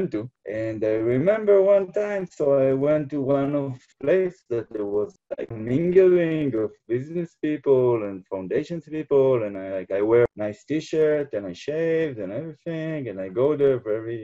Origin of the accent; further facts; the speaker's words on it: Jerusalem, Jerusalem District, Israel; I come from Israel, from Jerusalem. It's very spiritual. It's very connected to Judaism, as to live in Jerusalem. You're part of the history all the time. You feel, and I was born here